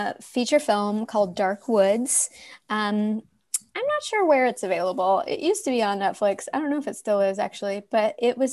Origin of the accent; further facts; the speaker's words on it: Fayetteville, Arkansas, United States; moved away as an adult; now in Los Angeles, United States; Fayetteville is like, it's the perfect place to grow up. And honestly, if I hadn't lived my whole life there up until I was 18